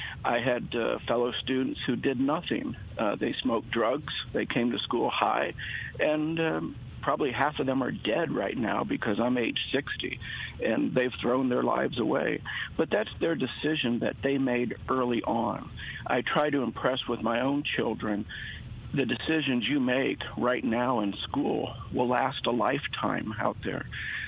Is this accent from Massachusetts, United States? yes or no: no; Mississippi, United States; I'm from Mississippi.